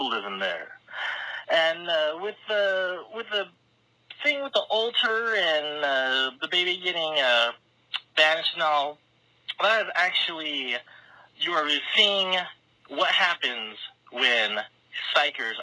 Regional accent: California, United States; I am from California.

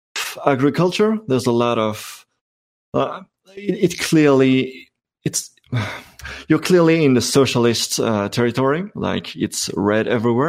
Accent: Brussels, Brussels-Capital Region, Belgium; first language French; English is a second language; I'm from Brussels. I speak both

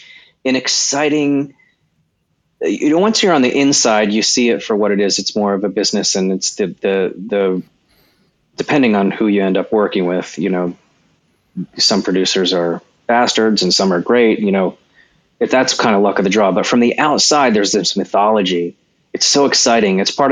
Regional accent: California, United States; born there; Yeah, I was born in California on an Air Force base.

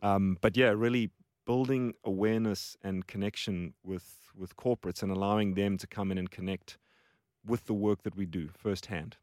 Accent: Johannesburg, Gauteng, South Africa; moved away as an adult; also born or lived in Cape Town; now in Australia; So, South Africa, born and raised.

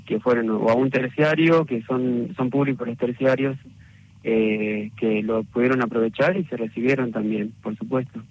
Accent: General Güemes, Salta, Argentina; moved away as an adult; also born or lived in Buenos Aires; soy huemense de, la provincia de Salta y me recibí de arquitecto en Buenos Aires

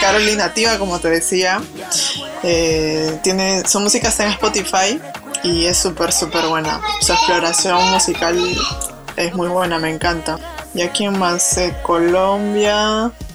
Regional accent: Lima, Peru; moved away as an adult; also born or lived in France; yo nací en San Martín de Porres, que es como el límite con el Callao

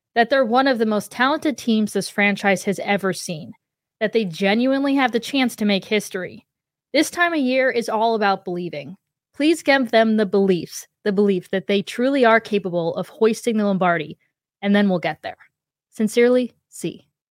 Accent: Ohio, United States; I grew up in Ohio

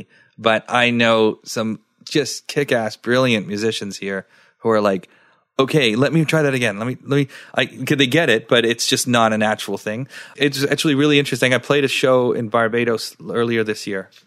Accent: Sri Lanka; now in Nova Scotia, Canada; I was born in Sri Lanka

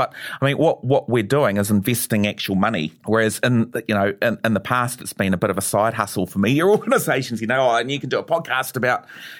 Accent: New Zealand; I mean, being Kiwi has got to be part of this.

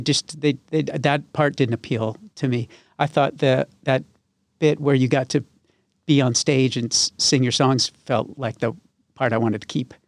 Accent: West Hartford, Connecticut, United States; also born or lived in Glastonbury; now in Nashville, United States; I was born in Hartford and I grew up in West Hartford and Glastonbury

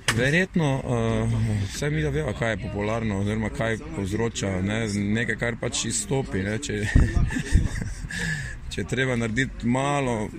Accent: Maribor, Slovenia

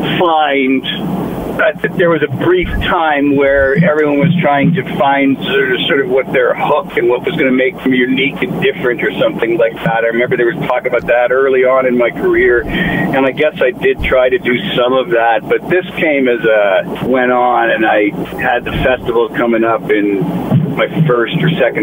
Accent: Ottawa, Ontario, Canada; Well, I grew up in Ottawa, Ontario

